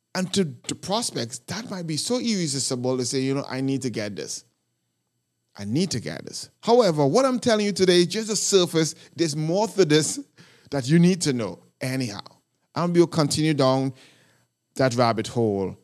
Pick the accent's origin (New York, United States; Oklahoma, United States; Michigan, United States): New York, United States; New York City; I am from New York City